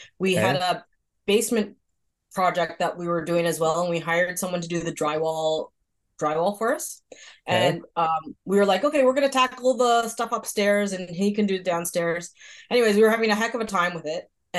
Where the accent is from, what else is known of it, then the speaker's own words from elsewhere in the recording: Toronto, Ontario, Canada; now in Shediac, Canada; So I was born in Toronto. My parents were born in China.